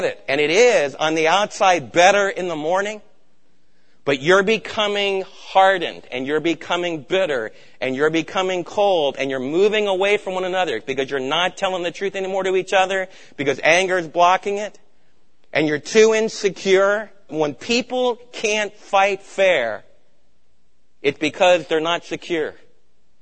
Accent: New York, United States; moved away; also born or lived in East Coast; I'm from New York

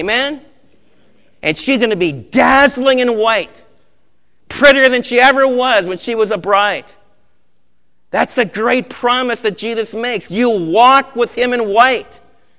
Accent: United States; as American believers

